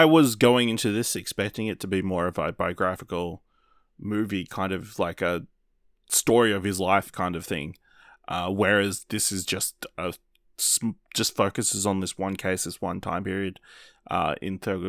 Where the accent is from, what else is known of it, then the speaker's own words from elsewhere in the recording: Australia; We're Australian.